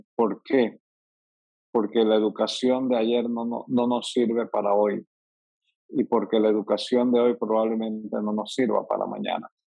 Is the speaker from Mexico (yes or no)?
no; David, Chiriquí, Panama; soy un panameño típico. Vengo del interior de la República, particularmente nací en David Chiriquí. Hice mis estudios primarios y secundarios en escuelas públicas